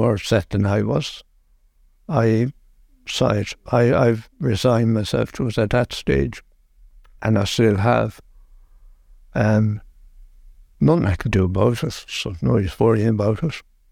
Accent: Mayo, Connacht, Ireland; also born or lived in North County Dublin; now in Dublin, Ireland; I'm originally from Mayo, and I live in North County Dublin.

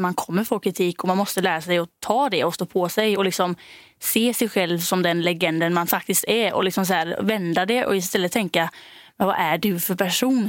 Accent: Denmark; moved away; jag är då från Danmark.

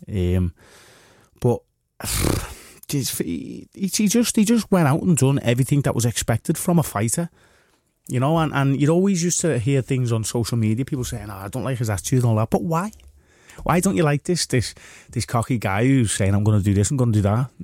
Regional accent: Liverpool, North West England, United Kingdom; we're lads from Liverpool

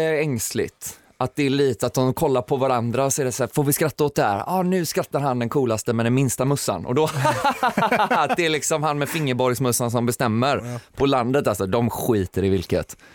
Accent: Kungälv, Västra Götaland, Sweden; jag kommer ju från Kungälv så det snackar jag mycket om hur jävla bonnigt det är

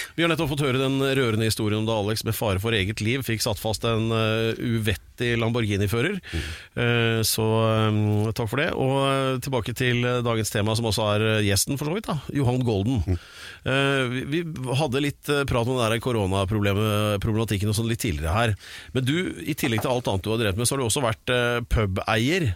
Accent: Drammen, Buskerud, Norway; på ungdomsskolen i Drammen

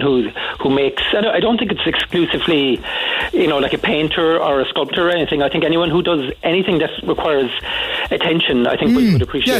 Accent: Drimoleague, Munster, Ireland; also born or lived in Cork City; I was brought up in Drumleague, and I suppose the nearest cinema was in Bantry

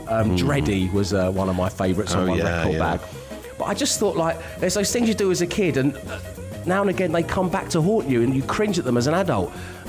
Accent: London, United Kingdom; my style inspiration as a 12-year-old boy growing up in South London was Al from Quantum Leap

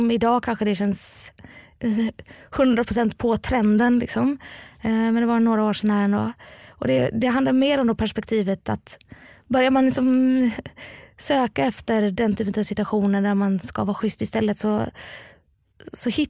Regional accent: Gothenburg, Västra Götaland, Sweden; also born or lived in Lund; Ja, jag är uppvuxen i Göteborg, precis.

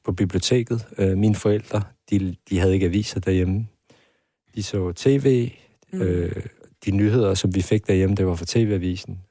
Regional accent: Hvidovre, Capital Region of Denmark, Denmark; jeg voksede op ude i Avedre Stationsby

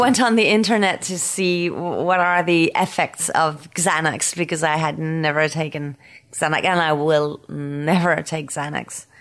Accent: Paris, Île-de-France, France; accent: French Parisian; English is a second language; my French Parisian accent.

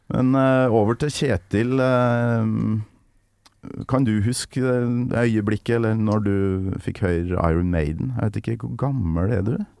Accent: Trøndelag, Norway; now in Oslo, Norway; Jeg er trønder i Oslo.

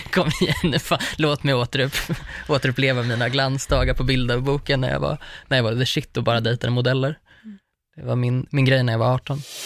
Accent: Uppsala, Uppsala County, Sweden; Uppsala, för att det är där jag kommer ifrån

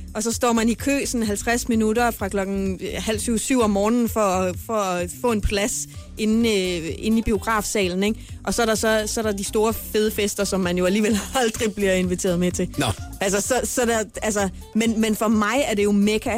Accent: Horsens, Central Denmark Region, Denmark; moved away as an adult; now in Copenhagen, Denmark; min fødeby Horsens

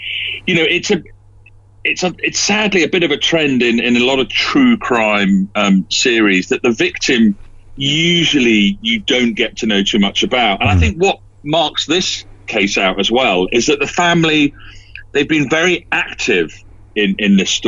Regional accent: London, United Kingdom; also born or lived in Scotland; I mean, I'm from London via Scotland, and I wasn't aware of the story until obviously the podcast

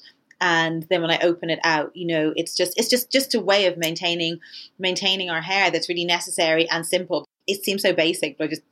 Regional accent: Ireland; when I was growing up in Ireland

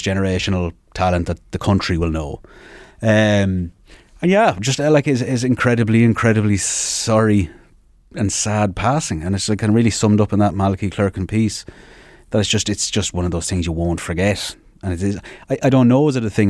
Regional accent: Sligo, Connacht, Ireland; I'm from Sligo

